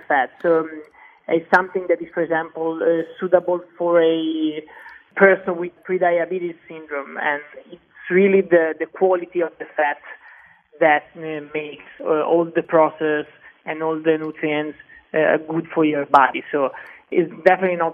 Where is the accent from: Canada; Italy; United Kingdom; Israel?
Italy; Prato, Tuscany; moved away as an adult; also born or lived in Mexico City, Mexico; now in New York, United States; I'm from a small town near Florence. It's called Prato.